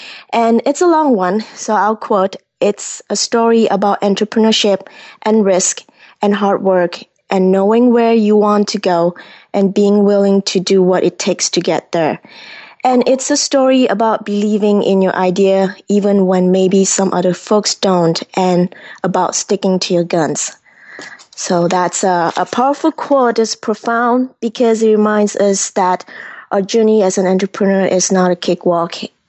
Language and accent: English; Kuala Lumpur, Malaysia; moved away as an adult; now in United States; I grew up in Malaysia at the heart of big city Kuala Lumpur, where the big twin tower is. And I came to United States at 18 to study aerospace engineering.